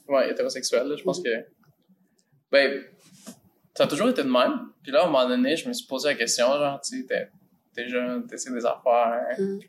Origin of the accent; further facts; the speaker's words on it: Mexico; now in Canada; j'ai quitté le, Mexique, mais la vie au Mexique a continué sans moi